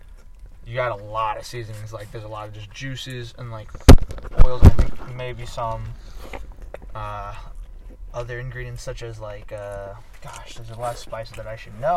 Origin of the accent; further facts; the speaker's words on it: Philippines; I'm Filipino, by the way, just a refresher. Mostly Filipino.